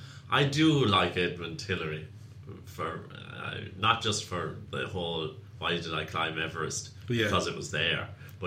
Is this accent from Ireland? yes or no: yes; Ireland; And I had maybe a few jars too many, as many an Irishman before me has done.